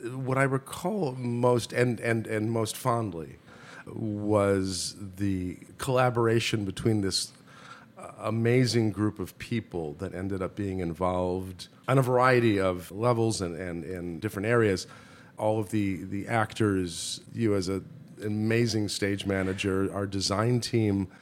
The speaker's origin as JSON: {"language": "English", "town": "Milwaukee", "region": "Wisconsin", "country": "United States", "tie": "born or raised there", "said": "I grew up in Milwaukee, Wisconsin"}